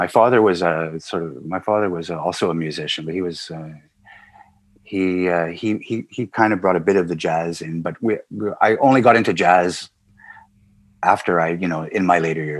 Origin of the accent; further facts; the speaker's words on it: Montreal, Quebec, Canada; also born or lived in Nice, France; growing up in Montreal was unique in North America. It's an enclave in North America, French-speaking enclave in North America, very European influenced.